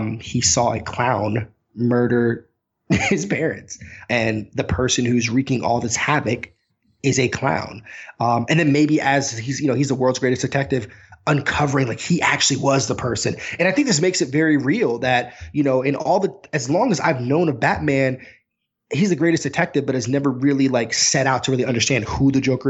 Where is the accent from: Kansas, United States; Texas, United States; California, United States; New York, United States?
New York, United States; I'm from New York